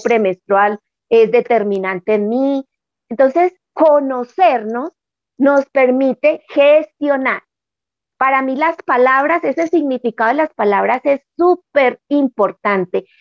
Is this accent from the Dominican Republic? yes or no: no; Manizales, Caldas, Colombia; moved away as an adult; Volví a mi tierra, ahora vivo en Manizales, que es la ciudad donde yo nací, después de haber estado 30 años por fuera en otra ciudad